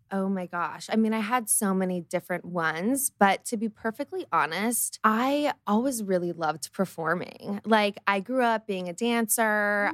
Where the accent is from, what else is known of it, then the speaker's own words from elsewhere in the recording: Los Angeles, California, United States; also born or lived in Colorado; I grew up in Los Angeles